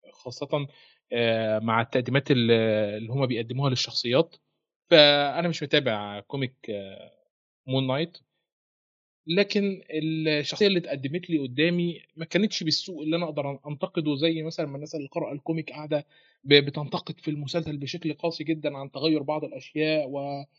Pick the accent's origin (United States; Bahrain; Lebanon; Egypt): Egypt; هنا في مصر